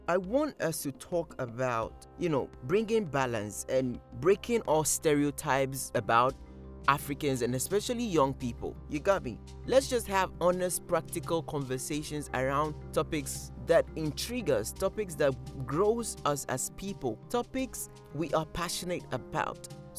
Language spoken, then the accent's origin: English; Ghana; I'm originally from Burkina Faso, but I am in Ghana. I have never been to Burkina Faso because my dad was born in Ghana, you know. So I'm Ghanaian by birth. My mom is Ghanaian as well.